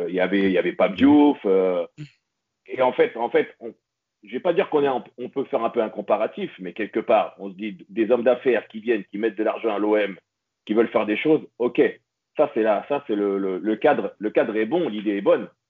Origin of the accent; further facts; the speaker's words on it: Paris, Île-de-France, France; moved away; also born or lived in near Marseille; suis né à Paris, j'ai la famille à Paris, j'ai grandi à Paris